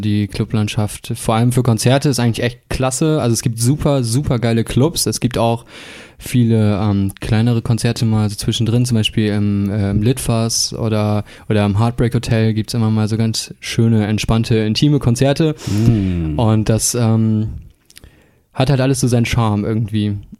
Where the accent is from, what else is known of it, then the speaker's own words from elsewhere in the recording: Bremen, Germany; moved away as an adult; now in Hamburg, Germany; ich kam ja gebürtig aus der Bremer Musikszene